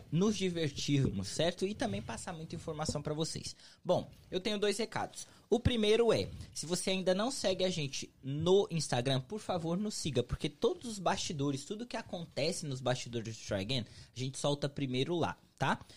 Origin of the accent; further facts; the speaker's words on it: Juazeiro do Norte, Ceará, Brazil; moved away as an adult; also born or lived in Fortaleza; now in United States; Sou de Juazeiro do Norte, Ceará. ou terrinha